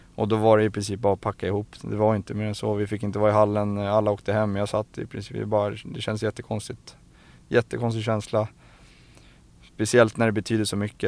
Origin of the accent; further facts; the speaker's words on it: Stockholm, Stockholm County, Sweden; jag är uppväxt i Farsta